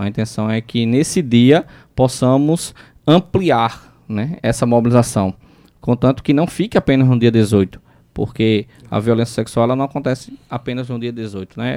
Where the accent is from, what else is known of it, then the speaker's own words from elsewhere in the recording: Brazil; sou nascido e criado em Mangabeira, né? Com muito orgulho, mangabeirense, barrista